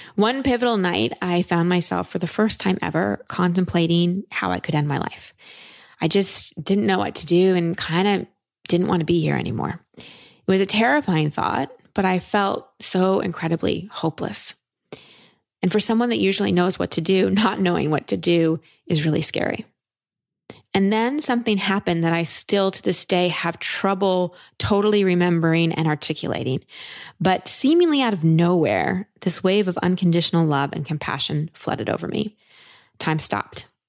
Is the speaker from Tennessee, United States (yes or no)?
no; Texas, United States; I'm from Texas